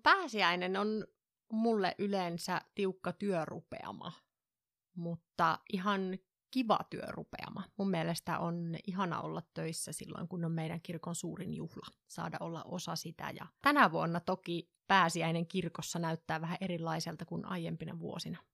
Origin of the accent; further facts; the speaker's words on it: northern Finland, Finland; mä oon pohjoisesta kotoisin